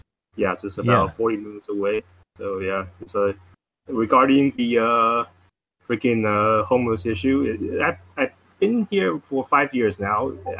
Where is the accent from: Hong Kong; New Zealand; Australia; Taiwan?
Taiwan; moved away; I'm originally from Taiwan, actually. So right across the street from China